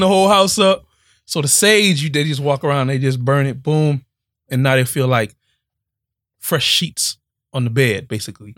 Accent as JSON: {"language": "English", "town": "Miami", "region": "Florida", "country": "United States", "tie": "born or raised there", "said": "Growing up in Miami is just different"}